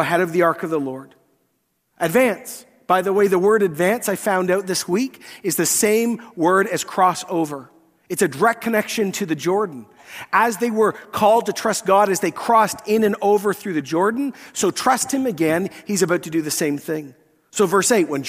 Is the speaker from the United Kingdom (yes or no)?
yes; Scotland, United Kingdom; I'm Scottish